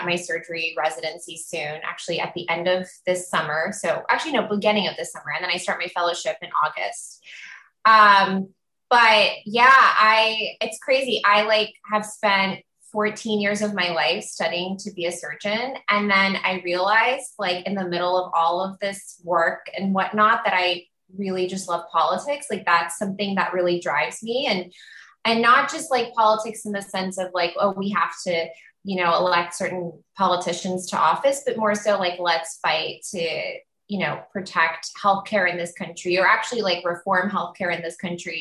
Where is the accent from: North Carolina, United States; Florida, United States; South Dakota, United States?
Florida, United States; Tampa; moved away; my hometown of Tampa, Florida